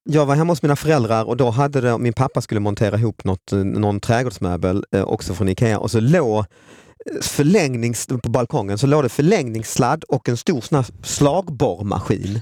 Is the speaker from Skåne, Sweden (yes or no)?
yes; Lund, Skåne, Sweden; är också född och uppväxt i Lund